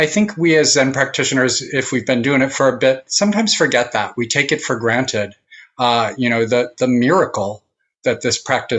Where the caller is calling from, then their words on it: New Paltz, New York, United States; And I'm joining you from New Paltz, New York, tonight.